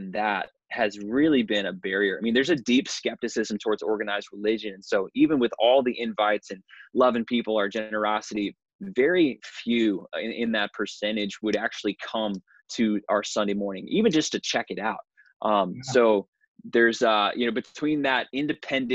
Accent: New Hampshire, United States; I was raised in New Hampshire, have just a deep heart for the state of New Hampshire here in New England

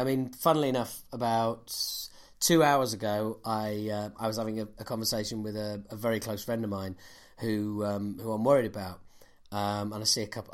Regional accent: Yorkshire and the Humber, United Kingdom; as a Yorkshireman

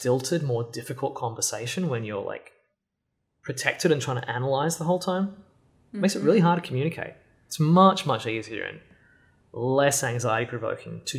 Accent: Australia; moved away; I grew up in Australia, for the most part.

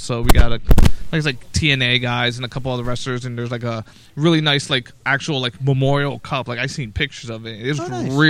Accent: Vineland, New Jersey, United States; my hometown of Vineland

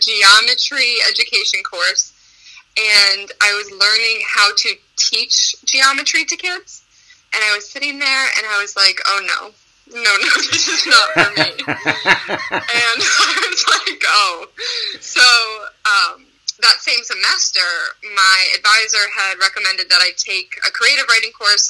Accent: Albany, New York, United States; I grew up here in Albany, and I went to St. Pius for elementary and middle school

